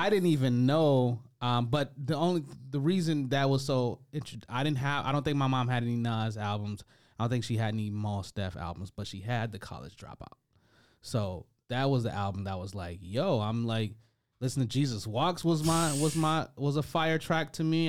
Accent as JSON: {"language": "English", "town": "Detroit", "region": "Michigan", "country": "United States", "moved": "yes", "said": "I was from Detroit"}